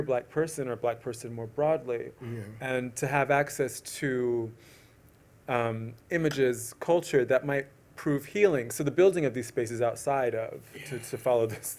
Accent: Atlanta, Georgia, United States; I grew up in Atlanta

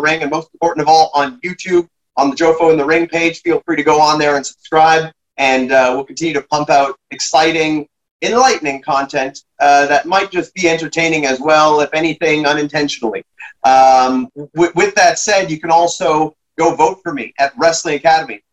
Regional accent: Canada

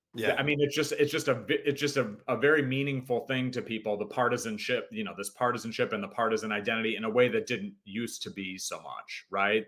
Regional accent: Hinsdale, Illinois, United States; now in Los Angeles, United States; My um, my parents moved to a town called Hinsdale, which is a suburb of Chicago, um, right before I was born

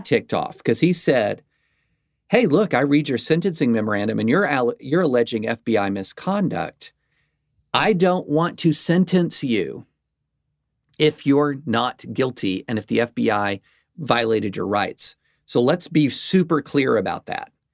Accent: the South, United States; as a lifelong South, as a Southerner

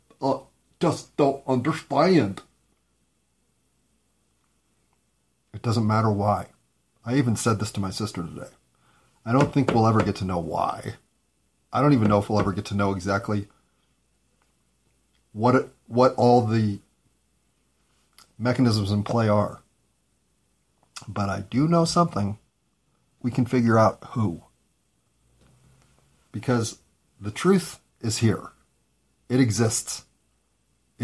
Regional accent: United States; I'm an American

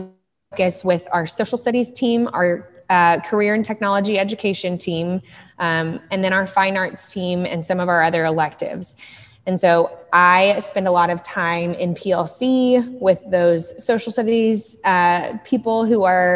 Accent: Dallas, Texas, United States; I am from Dallas. I grew up in Dallas, Texas, in Lake Highlands

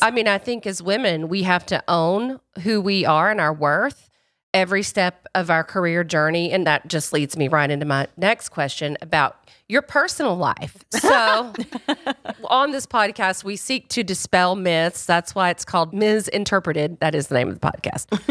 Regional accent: the rural South, United States; I grew up in the Royal South, and I grew up in a racist community.

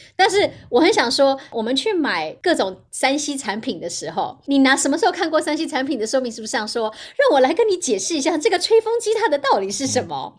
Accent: Hualien, Hualien County, Taiwan; also born or lived in St. Louis, United States; now in United States; 我是花莲长大的人，然后对。因为花莲是观光业

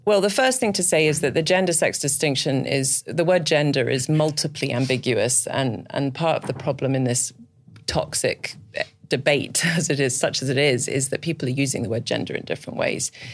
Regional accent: Scotland, United Kingdom; moved away; I'm actually from Scotland originally.

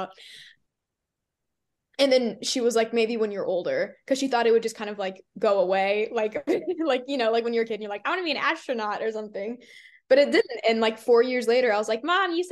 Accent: Texas, United States; I'm from Texas

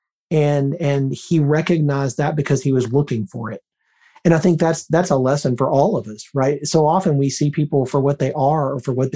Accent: Birmingham, Alabama, United States; moved away; I'm originally from Birmingham, Alabama. I haven't lived there in a long time, but that's my hometown.

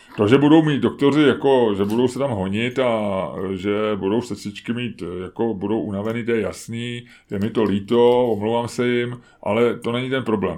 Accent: Czechia; jsme prostě jako spořádaný Češi

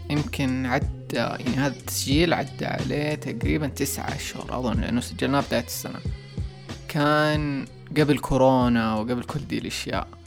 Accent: Saudi Arabia; انا انا كسعودي

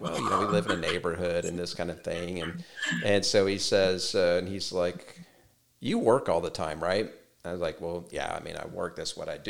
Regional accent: Texas, United States; I'm from Texas

